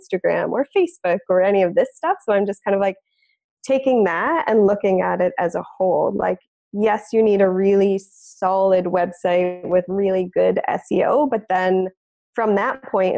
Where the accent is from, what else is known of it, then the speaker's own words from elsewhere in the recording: Ontario, Canada; moved away as an adult; also born or lived in West Coast, Canada; I'm originally from Ontario, Canada, and I've moved out to the West Coast